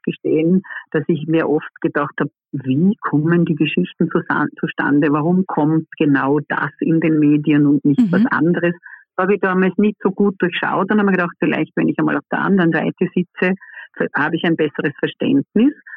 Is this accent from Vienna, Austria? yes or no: no; Vorarlberg, Austria; ich bin ja aus Vorarlberg